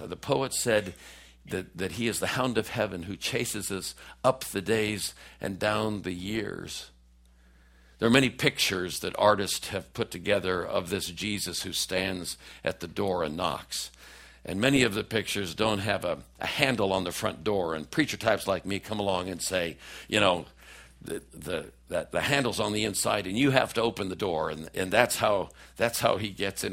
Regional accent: Oakland, California, United States; moved away as an adult; also born or lived in Washington, D.C.; I'm a kid from East Oakland, California

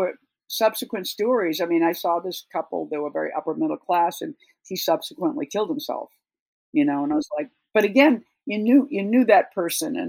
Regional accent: Boston, Massachusetts, United States; also born or lived in Marfa; now in New York, United States; I grew up around Boston

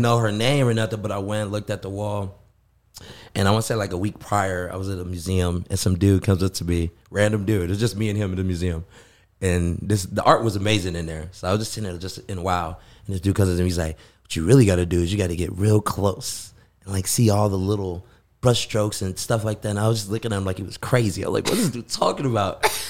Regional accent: Los Angeles, California, United States; moved away as an adult; now in Phoenix, United States; Born and raised in the Koreatown area.

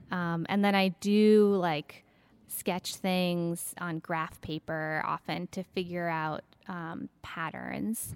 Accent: Minneapolis–Saint Paul, Minnesota, United States; now in Maine, United States; I'm from Minnesota originally. I grew up in the Twin Cities

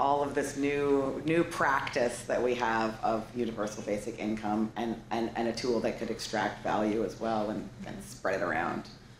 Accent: Canada; I'm from Canada.

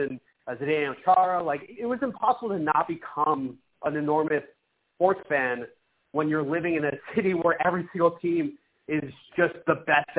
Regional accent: Boston, Massachusetts, United States; I grew up in Boston

